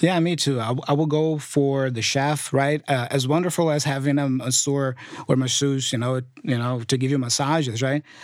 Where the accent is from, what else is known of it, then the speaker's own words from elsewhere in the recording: Brazil; English is a second language; I come from Brazil